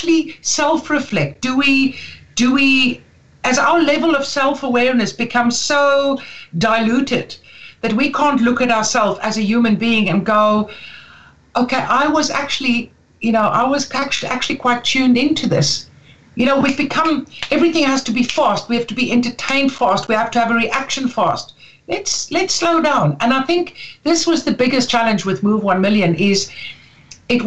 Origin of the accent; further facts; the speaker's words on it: Karoo, South Africa; now in Dublin, Ireland; I come from the Karoo